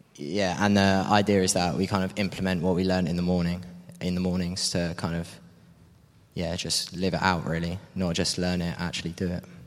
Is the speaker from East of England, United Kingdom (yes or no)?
yes; Cambridge, East of England, United Kingdom; moved away; I'm from Cambridge originally